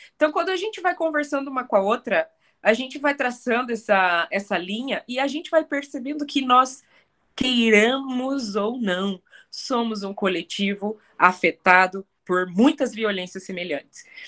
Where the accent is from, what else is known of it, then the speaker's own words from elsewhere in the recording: Curitiba, Paraná, Brazil; Eu cresci aqui na, nessa cidade. Eu sou curitibana. Eu, eu, eu nasci e fui criada aqui